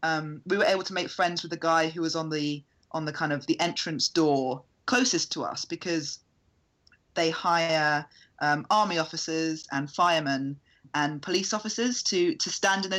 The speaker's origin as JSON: {"language": "English", "country": "United Kingdom"}